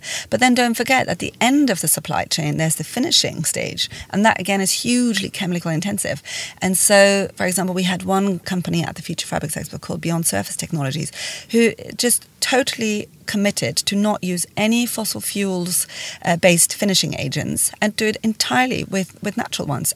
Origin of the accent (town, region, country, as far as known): Switzerland; born or raised there